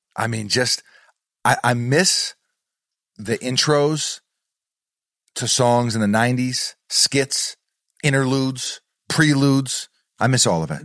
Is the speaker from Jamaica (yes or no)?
no; New York, United States; a New Yorker